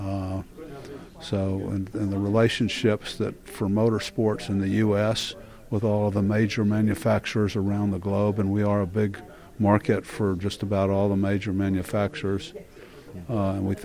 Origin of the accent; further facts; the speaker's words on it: Daytona Beach, Florida, United States; I grew up in Daytona. It's my hometown